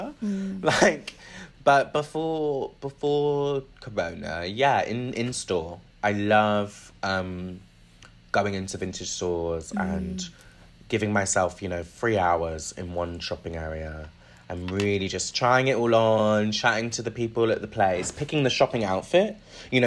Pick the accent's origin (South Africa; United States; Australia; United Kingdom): United Kingdom; Bristol, South West England; moved away as an adult; also born or lived in London; now in Bristol, United Kingdom; Moving to Bristol, where, like, obviously Bristol's got style. It's where I grew up